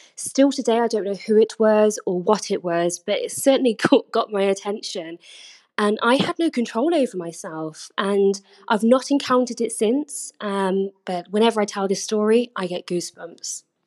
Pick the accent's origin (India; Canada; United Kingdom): United Kingdom; I'm originally from Britain